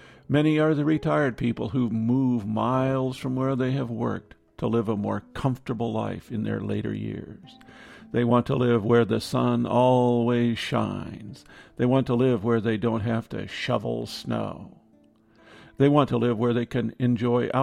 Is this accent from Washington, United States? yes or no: no; Iowa, United States; moved away; We grew up in Iowa